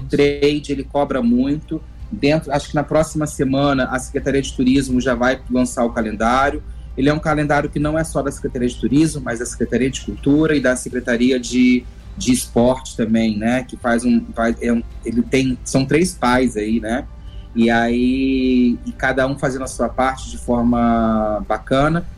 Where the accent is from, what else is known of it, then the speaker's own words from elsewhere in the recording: Paraty, Rio de Janeiro, Brazil; morro de orgulho de ser paratiense, sou natural de Paraty